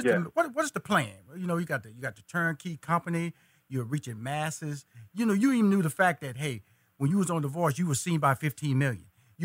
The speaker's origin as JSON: {"language": "English", "town": "Houston", "region": "Texas", "country": "United States", "said": "You're from Dallas, Texas. I'm from Houston, Texas. I'm a foodie."}